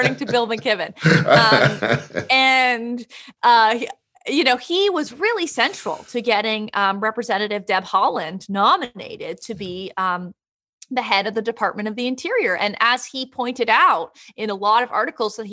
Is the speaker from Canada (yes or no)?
yes; Canada; I am from Canada